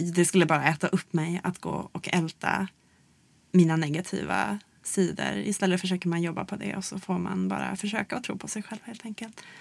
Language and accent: Swedish; Luleå, Norrbotten County, Sweden; i Luleå då, där jag växte upp